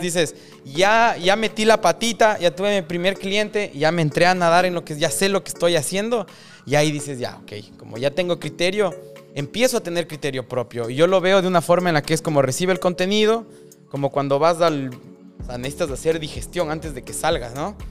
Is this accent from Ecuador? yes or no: yes; Ecuador; now in Miami, United States; yo soy de Ecuador en mi caso